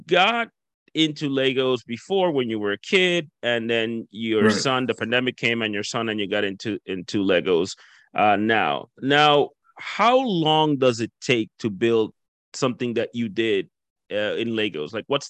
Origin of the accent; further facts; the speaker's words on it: Dominican Republic; now in Canada; when I came from the Dominican Republic, I actually lived in Miramichi for 3 months.